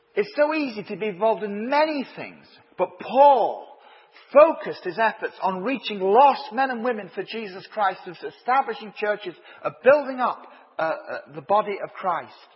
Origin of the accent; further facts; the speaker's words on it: Leeds, Yorkshire and the Humber, United Kingdom; moved away as an adult; now in Ireland; Although I've lived in Ireland for 34 years, I grew up in Leeds.